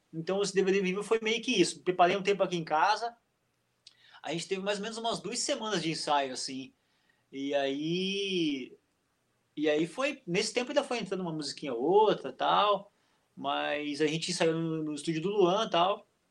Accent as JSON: {"language": "Portuguese", "town": "Fraiburgo", "region": "Santa Catarina", "country": "Brazil", "tie": "born or raised there", "also_born_or_lived": "Blumenau", "said": "eu nasci em Blumenau, é, só que eu fui morar em Freiburgo, lá no meio oeste catarinense, bem novo, assim."}